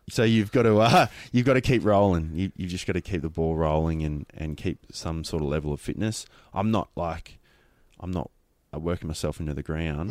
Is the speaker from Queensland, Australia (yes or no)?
yes; Queensland, Australia; Being a Queenslander, I didn't, um, grow up playing football, so I, I played rugby league